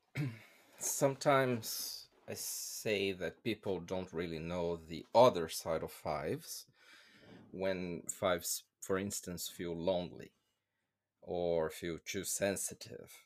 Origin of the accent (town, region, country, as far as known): Brazil; first language Portuguese; English is a second language; moved away as an adult; now in United Kingdom